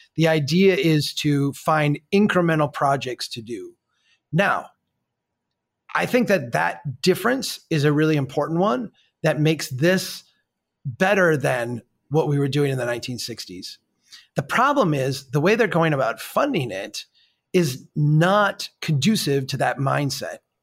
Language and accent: English; Minnesota, United States; I'm from Minnesota